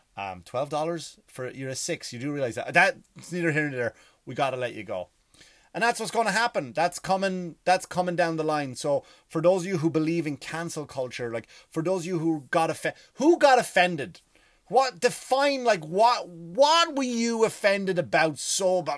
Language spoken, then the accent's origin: English; Ireland; moved away; I am Irish